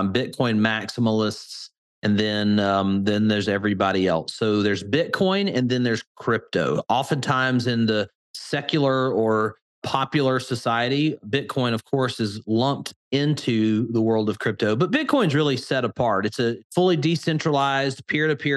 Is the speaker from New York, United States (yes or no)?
no; Birmingham, Alabama, United States; accent: Alabama; my Alabama accent. And I am a Southern guy, born and raised here in Alabama, Birmingham